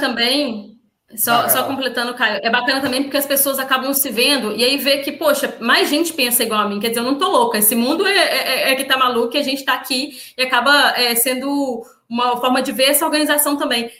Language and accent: Portuguese; Minas Gerais, Brazil; now in Espírito Santo, Brazil; eu sou mineira